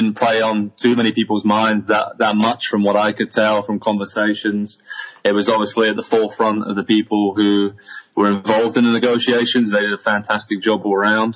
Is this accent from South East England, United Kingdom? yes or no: yes; Southampton, South East England, United Kingdom; Southampton where I grew up